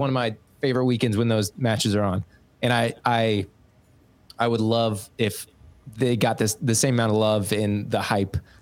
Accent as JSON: {"language": "English", "region": "Kansas", "country": "United States", "tie": "born or raised there", "moved": "yes", "lives_now": "St. Louis, United States", "said": "I grew up in Kansas"}